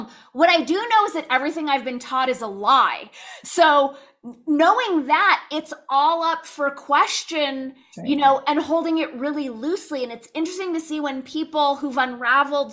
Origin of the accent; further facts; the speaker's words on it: Los Angeles, California, United States; I grew up in Los Angeles where like in the San Fernando Valley, most everyone was Jewish